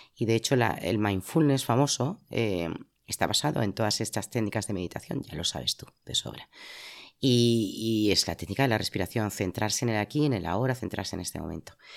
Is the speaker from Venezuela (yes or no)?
no; Madrid, Community of Madrid, Spain; moved away as an adult; now in Zaragoza, Spain; yo soy madrileña, he vivido muchas partes de España